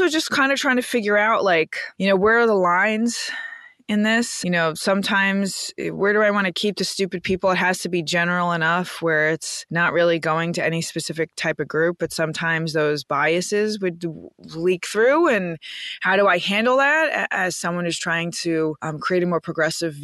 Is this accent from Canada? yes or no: no; New York City, New York, United States; I'm from Queens